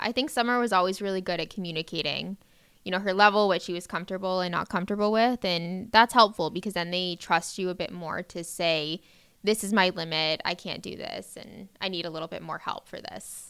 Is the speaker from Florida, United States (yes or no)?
yes; Davie, Florida, United States; I grew up pretty locally. I'm from Davie, Florida